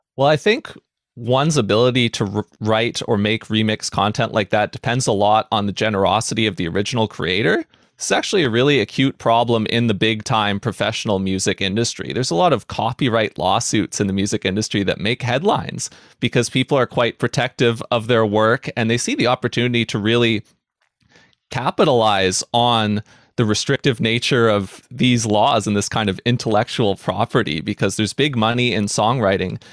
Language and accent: English; New Westminster, British Columbia, Canada; I grew up here in the Vancouver area in a city called New Westminster